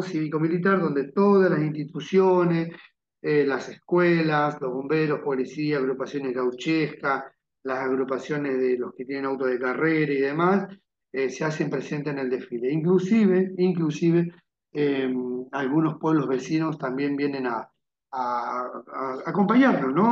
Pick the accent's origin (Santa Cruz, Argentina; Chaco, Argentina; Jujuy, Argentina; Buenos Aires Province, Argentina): Buenos Aires Province, Argentina; General Alvear; yo soy nativo de acá y me gusta de que mi pueblo también salga a la luz